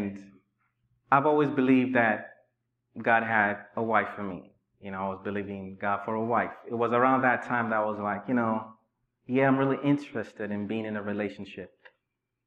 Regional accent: Nigeria; moved away as an adult; also born or lived in Inglewood, California / Richmond, Virginia; now in United States; I was raised in Nigeria for 19 years

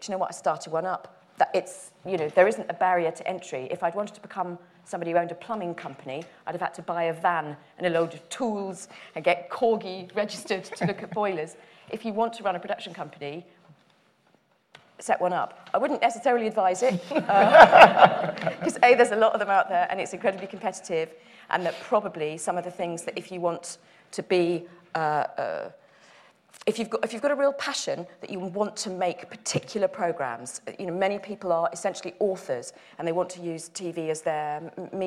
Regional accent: Dagenham, London, United Kingdom; I'm from Dagenham in Essex, and I went to a comprehensive school in Essex

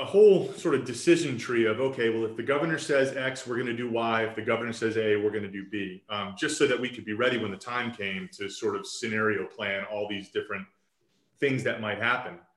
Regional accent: Roswell, Georgia, United States; I was raised here in Roswell. So I went to elementary, middle, high school here in Roswell, graduated from Roswell High School in 2003.

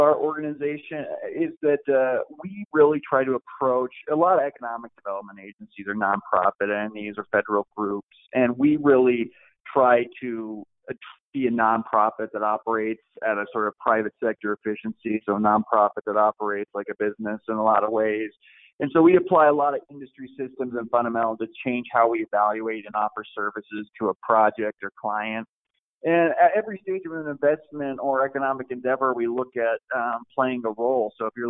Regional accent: California, United States; also born or lived in Midwest, United States; now in Klamath Falls, United States; I am from Southern California. I'm from the Midwest, and I'm from Klamath, so I'm kind of a child of three areas.

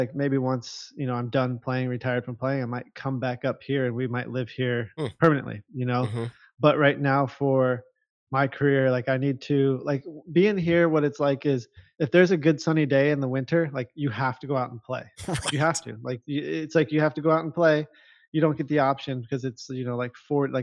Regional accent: Huntington Beach, California, United States; moved away as an adult; growing up in Huntington Beach

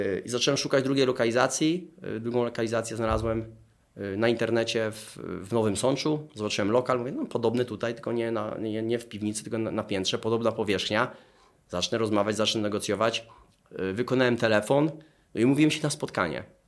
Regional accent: Dąbrowa Tarnowska, Lesser Poland, Poland; moved away as an adult; also born or lived in England; Pochodzę z Dąbrowy Tarnowskiej, tam jest mój dom rodzinny.

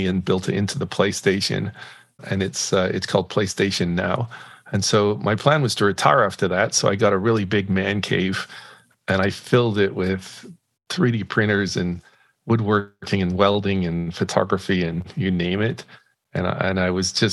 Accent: Northern Ireland, United Kingdom; moved away as an adult; now in United States; I'm originally from Northern Ireland. I grew up there when it was kind of crazy.

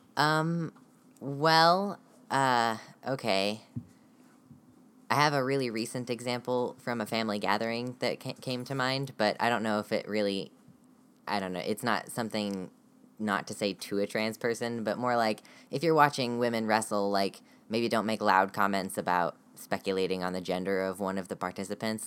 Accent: United States; I am from the United States

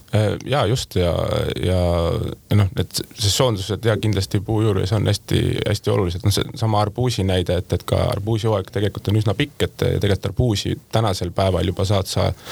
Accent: South Estonia, Estonia; Lõuna-Eestist pärit inimesele

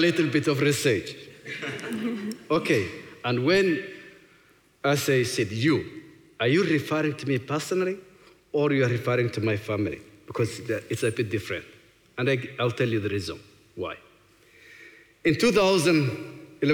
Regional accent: Somalia; now in New Zealand; When things go wrong in Somalia, what comes before me is, you know, the people that I grew up

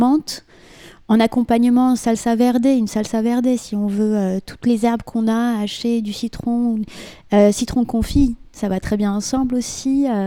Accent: Morocco; Nous, chez nous au Maroc, c'est un, une street food, entre guillemets, c'est le sandwich au foie.

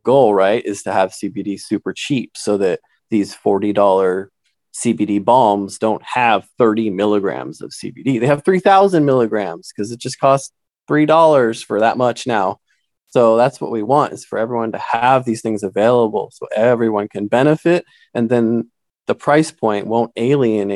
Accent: Santa Cruz, California, United States; I grew up in Santa Cruz

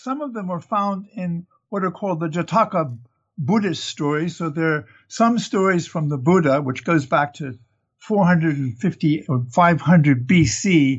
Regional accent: United States; moved away; Well, I'm originally an American, but I've lived away for over 60 years now. So I'm half Southern and half Northern, East Coaster.

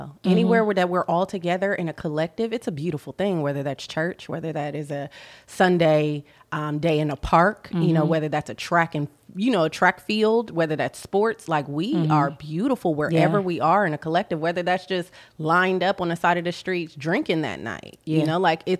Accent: Columbus, Ohio, United States; moved away; I'm from Columbus, Ohio. I was not black until I moved to Atlanta. So that was 2007.

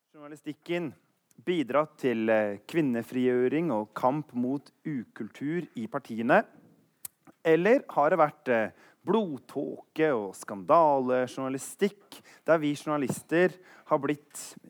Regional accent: Eastern Norway, Norway; Jeg er på sånn fornavnskjør fordi jeg kommer fra Østlandet

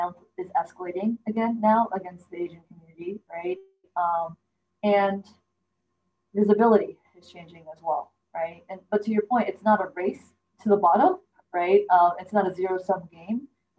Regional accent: Canada; my parents immigrated. They're from China. I immigrated. Technically, I'm from Canada, right?

